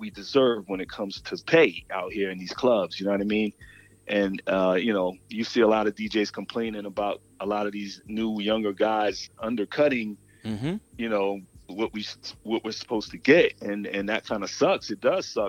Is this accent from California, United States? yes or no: no; Connecticut, United States; also born or lived in New York; now in Atlanta, United States; I'm from Connecticut originally, and an honorary New Yorker.